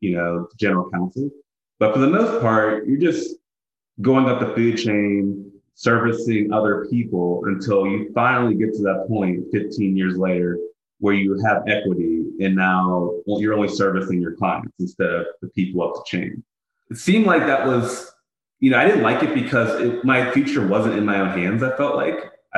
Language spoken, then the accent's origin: English; Pittsburgh, Pennsylvania, United States; moved away as an adult; also born or lived in Ithaca, New York; now in Philadelphia, United States; my hometown of Pittsburgh